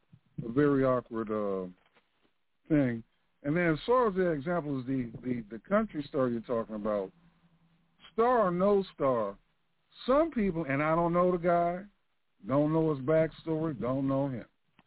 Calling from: Central Florida, United States; I'm calling from Central Florida.

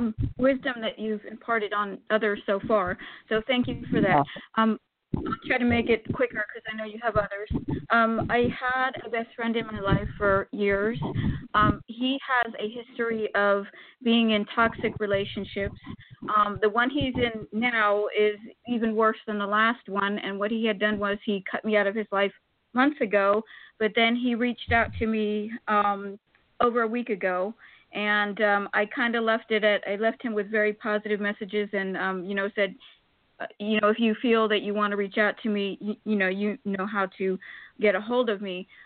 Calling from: Florida, United States; I'm calling from Florida.

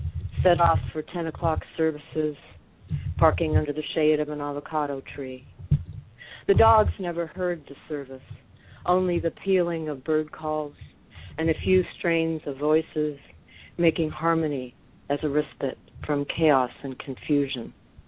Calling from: Huntington Beach, California, United States; Oh, I'm sorry. It's confusing. Huntington Beach.

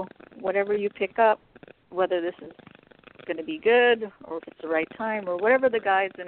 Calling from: California, United States

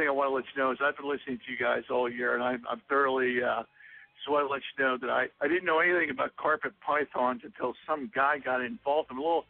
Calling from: Morgantown, United States; No, I'm just … from Morgantown just popping in.

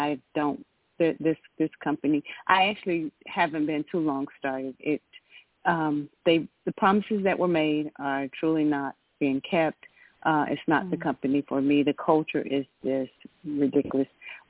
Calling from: Georgia, United States

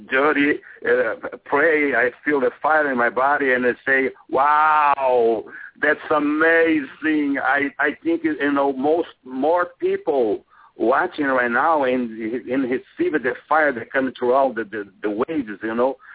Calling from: Boca Raton, Florida, United States; from Boca Raton, okay.

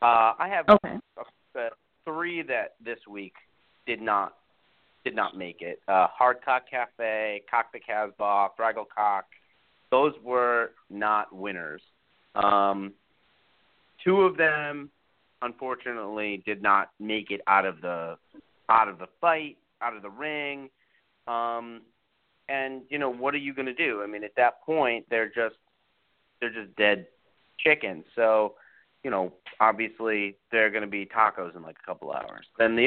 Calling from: Florida, United States; I'm calling from Florida.

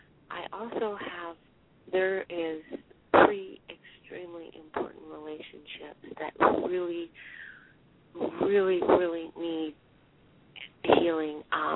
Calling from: Pennsylvania, United States

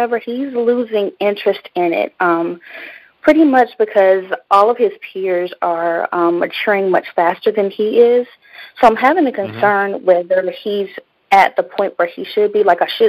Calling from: North Carolina, United States; Mm-hmm. North Carolina.

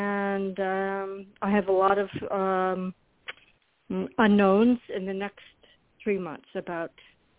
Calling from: Florida, United States

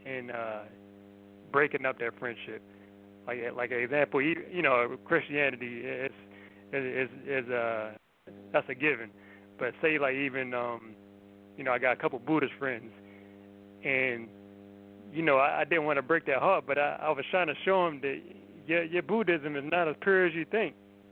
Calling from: Baltimore, Maryland, United States

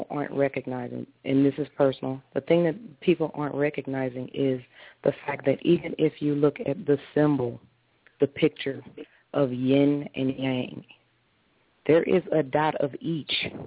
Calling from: Taylor, Michigan, United States; I'm calling from Taylor, Michigan.

